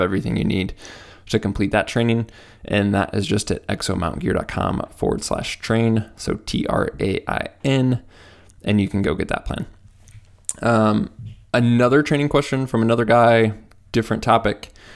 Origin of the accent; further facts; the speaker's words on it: Midwest, United States; I'm from the Midwest